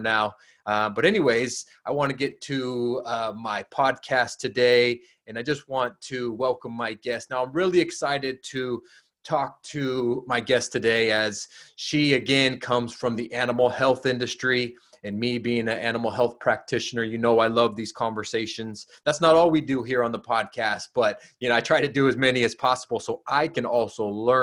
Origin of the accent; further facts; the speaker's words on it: Southern California, United States; also born or lived in Humboldt County, California; I grew up in Southern California